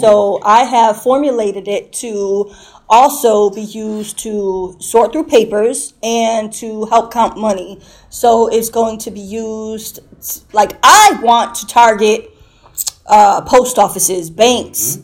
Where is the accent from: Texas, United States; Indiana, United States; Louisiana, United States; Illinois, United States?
Illinois, United States; Chicago; now in Bradley, United States; I'm from Chicago, but I currently reside in Bradley.